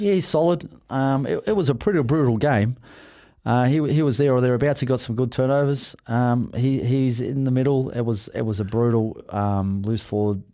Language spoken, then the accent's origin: English; Australia; also born or lived in Sydney; I'm an Aussie